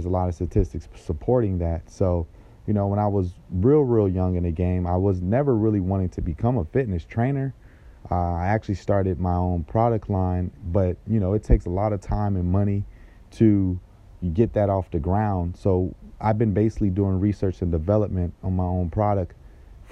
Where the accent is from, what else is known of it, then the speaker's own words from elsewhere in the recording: Jacksonville, Florida, United States; moved away as an adult; now in South Florida, United States; I'm from originally Jacksonville, Florida. I grew up in that area.